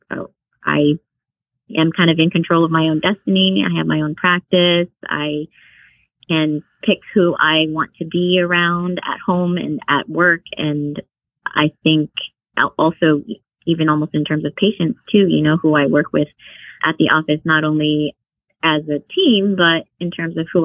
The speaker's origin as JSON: {"language": "English", "town": "Houston", "region": "Texas", "country": "United States", "tie": "born or raised there", "said": "I grew up in Houston, but my parents are originally from Vietnam"}